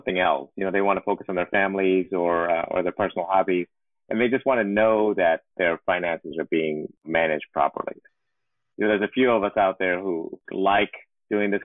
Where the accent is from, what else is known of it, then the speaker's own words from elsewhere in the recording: Houston, Texas, United States; moved away as an adult; also born or lived in East Coast; Born and raised in Houston, Texas, into a middle-class family